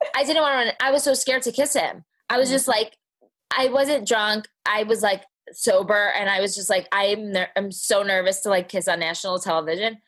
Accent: New Jersey, United States; accent: Jersey; now in Dallas, United States; I grew up in Jersey

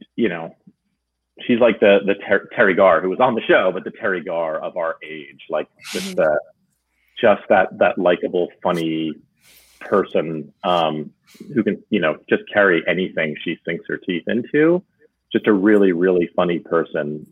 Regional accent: New Jersey, United States; I grew up in New Jersey

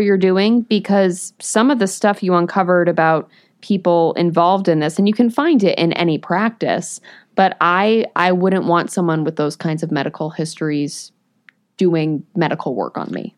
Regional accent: New England, United States; born or raised there; moved away

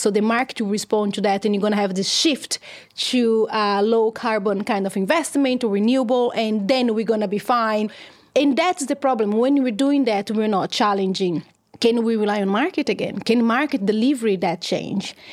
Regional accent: São Carlos, São Paulo, Brazil; My hometown is, uh, called São Carlos, which is around three hours away from São Paulo, the big city

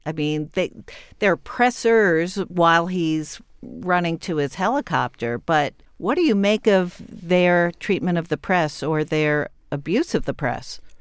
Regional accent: New York, United States; as a New Yorker and as a journalist

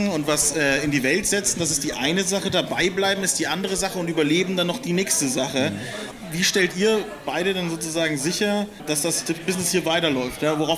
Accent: Bavaria, Germany; Ja, ich komme aus Bayern.

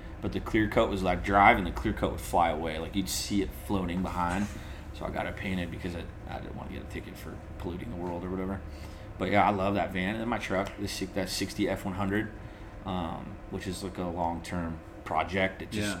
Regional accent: San Diego, California, United States; I lost a couple of Charger fan customers because I'm from San Diego. I was a diehard Charger fan.

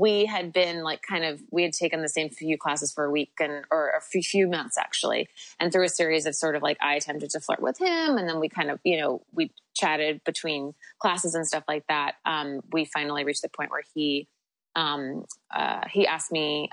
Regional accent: New York, United States; I'm from New York

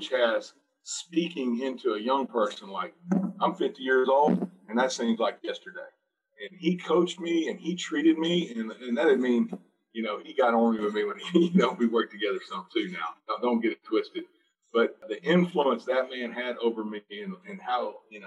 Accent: Marietta, Georgia, United States; moved away as an adult; also born or lived in Buford, Georgia; now in Miami, United States; I grew up in Marietta, Georgia

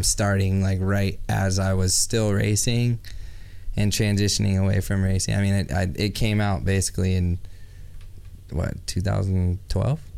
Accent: Central Coast, California, United States; close to my hometown where I grew up. Yeah, right. And on the Central Coast in California

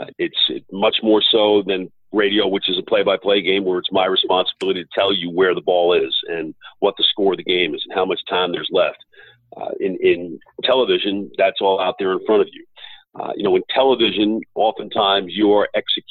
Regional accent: New York, United States; moved away as an adult; now in Dallas, United States; I grew up in New York, and so New York is really meaningful to me.

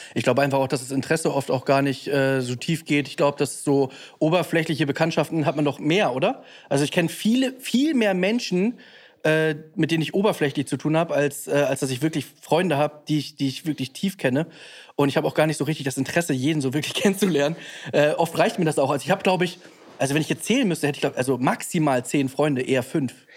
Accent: Hamburg, Germany; ich bin in Bergedorf

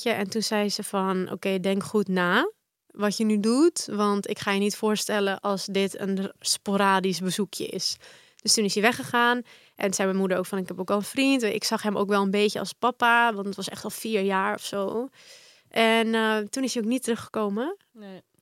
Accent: Balearic Islands, Spain; born there; ik denk dat dat wel, omdat ik echt sinds baby, ik ben geboren in Mallorca. En mijn moeder en mijn vader waren daar toen heen verhuisd.

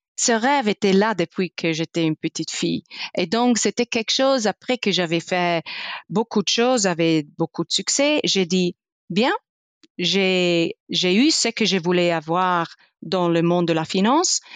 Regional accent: Italy; French is a second language; moved away; je suis italienne, je suis née en sud dans le Dolomite

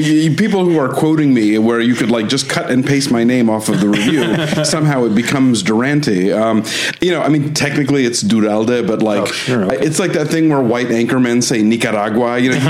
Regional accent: Atlanta, Georgia, United States; now in Los Angeles, United States; I grew up in Atlanta in the suburbs, but my parents were both born in Spain, so my husband likes to say that I grew up in the Spanish embassy.

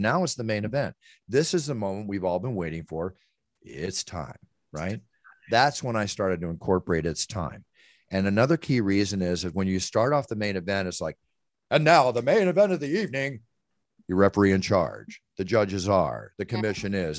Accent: Malibu, California, United States; I come from Malibu

